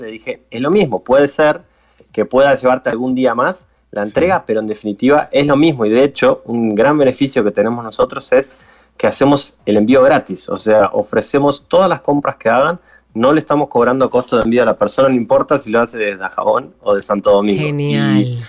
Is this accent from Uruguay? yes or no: yes; Uruguay; Yo soy aquí de Uruguay